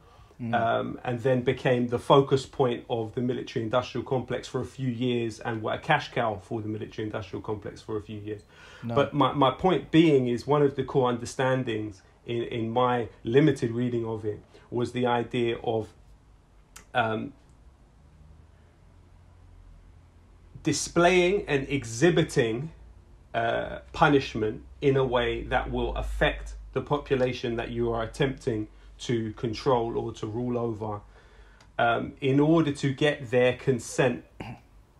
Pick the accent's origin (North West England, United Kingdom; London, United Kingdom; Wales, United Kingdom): London, United Kingdom; we're from London